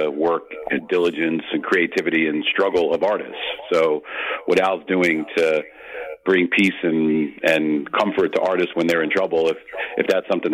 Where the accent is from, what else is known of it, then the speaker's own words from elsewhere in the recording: New York, United States; moved away as an adult; now in New Jersey, United States; I'm from the New York area and grew up in New York and live in New Jersey